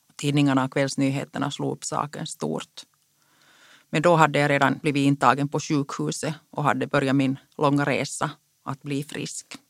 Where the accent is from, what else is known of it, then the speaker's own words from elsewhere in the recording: Karis, Uusimaa, Finland; first language Finnish; Swedish is a second language; Jag är född och uppvuxen i Karis i en finskspråkig familj.